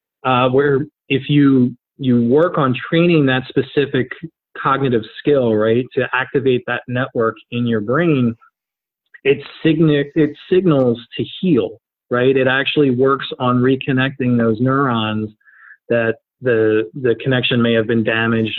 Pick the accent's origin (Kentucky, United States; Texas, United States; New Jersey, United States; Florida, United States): New Jersey, United States; I grew up in New Jersey